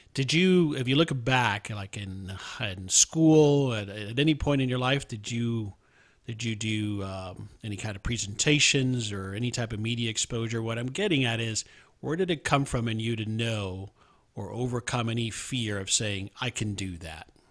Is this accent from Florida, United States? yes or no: yes; South Florida, United States; I grew up in South Florida